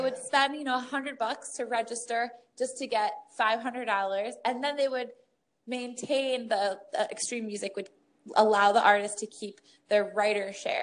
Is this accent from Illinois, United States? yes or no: no; Michigan, United States; growing up in Michigan